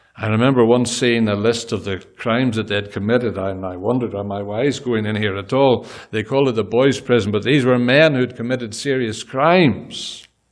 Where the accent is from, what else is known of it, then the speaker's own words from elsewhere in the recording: Northern Ireland, United Kingdom; moved away as an adult; now in Gaborone, Botswana; we're Irish